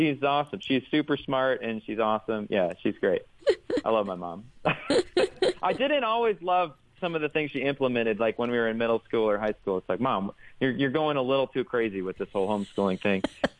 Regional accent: Rockford, Illinois, United States; But I grew up in Rockford, Illinois, in the Rockford Diocese.

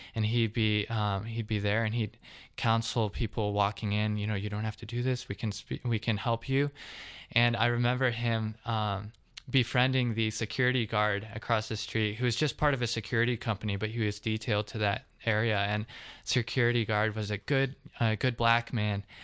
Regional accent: Covington, Georgia, United States; I'm from actually the Atlanta area. I'm South Atlantic, Covington

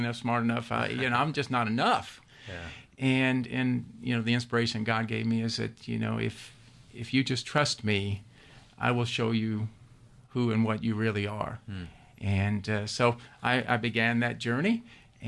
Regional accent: Louisville, Kentucky, United States; moved away as an adult; now in Georgia, United States; born and raised in Louisville, Kentucky

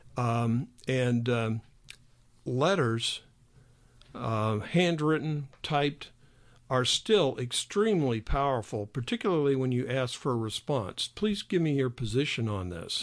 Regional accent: Illinois, United States; I'm from Illinois

